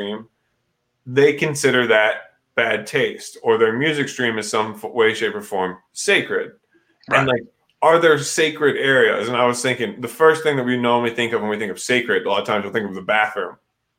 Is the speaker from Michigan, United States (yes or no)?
no; Missouri, United States; growing up in Missouri